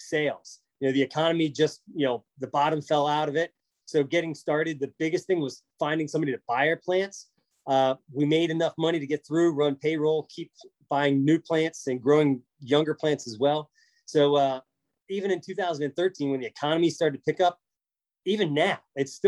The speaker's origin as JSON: {"language": "English", "region": "central Pennsylvania", "country": "United States", "tie": "born or raised there"}